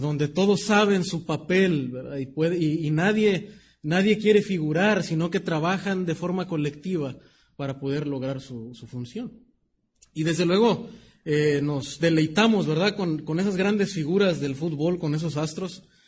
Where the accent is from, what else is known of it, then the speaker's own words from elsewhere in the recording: Mexico; nuestra cultura como mexicanos